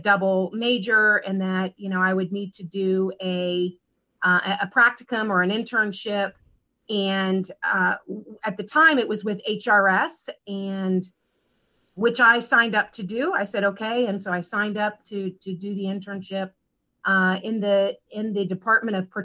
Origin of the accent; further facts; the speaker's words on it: Pinellas County, Florida, United States; I was born and raised in Pinellas County, which is, you know, where I'm located today